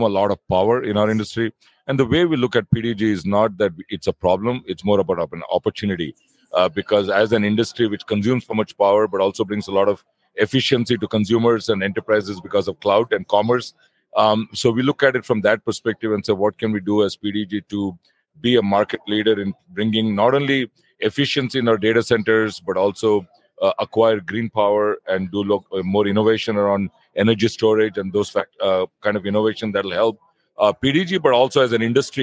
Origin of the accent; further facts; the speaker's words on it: Princeton, New Jersey, United States; moved away as an adult; now in Singapore; I live in the town of Princeton. That's my hometown.